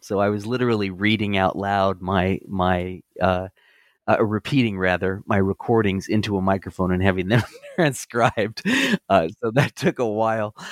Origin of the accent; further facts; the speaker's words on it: Santa Barbara, California, United States; moved away as an adult; also born or lived in Chapel Hill, North Carolina; now in Aiken, United States; I grew up in Southern California in Santa Barbara